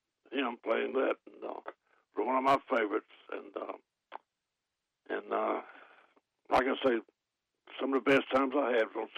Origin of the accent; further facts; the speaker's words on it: Clayton, North Carolina, United States; I'm doing good for 82 years old. But I grew up in Clayton